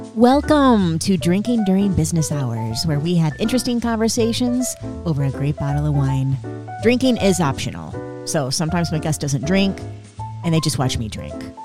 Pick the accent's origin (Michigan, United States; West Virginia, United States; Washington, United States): Michigan, United States; Flint; also born or lived in Miami / New York City; now in Los Angeles, United States; I'm not from Florida. I'm from Flint, Michigan